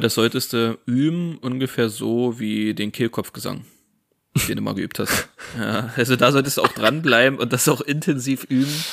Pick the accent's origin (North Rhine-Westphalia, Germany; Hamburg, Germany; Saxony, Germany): Saxony, Germany; Wir kommen ja aus Sachsen